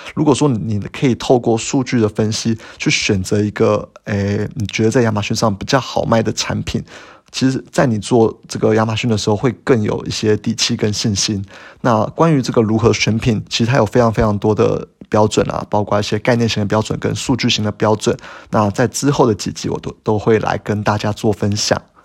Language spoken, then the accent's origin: Chinese; Taiwan; 我们台湾人